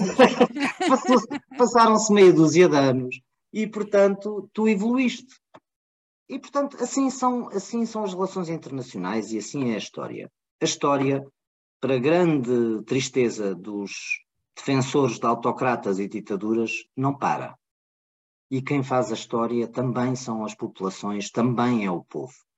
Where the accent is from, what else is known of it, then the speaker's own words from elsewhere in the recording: Portugal; nós, portugueses